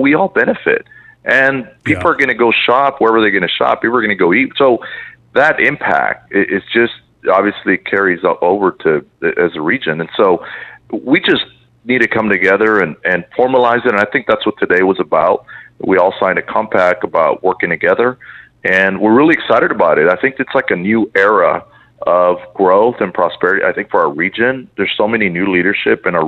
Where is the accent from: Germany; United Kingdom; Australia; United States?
United States; Port Isabel, Texas; moved away as an adult; also born or lived in Brownsville, Texas; now in Edinburg, United States; Well, I was born in Brownsville, and I was raised in Port Isabel.